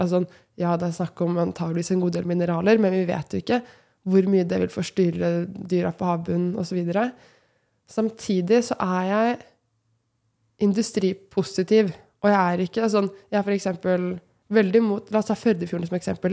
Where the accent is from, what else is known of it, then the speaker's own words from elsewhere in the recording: Moss, Østfold, Norway; Og jeg kommer jo personlig fra Moss, veldig glad i Moss